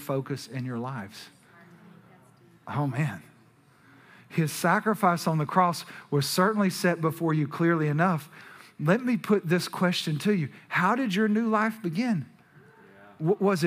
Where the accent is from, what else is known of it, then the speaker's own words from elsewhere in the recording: Texas, United States; We're from Texas